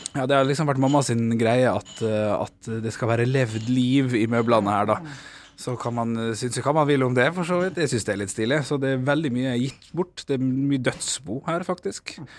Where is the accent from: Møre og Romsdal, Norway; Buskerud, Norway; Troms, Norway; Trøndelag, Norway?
Møre og Romsdal, Norway; Ålesund; now in Oslo, Norway; å være her i Ålesund. og som er min hjemby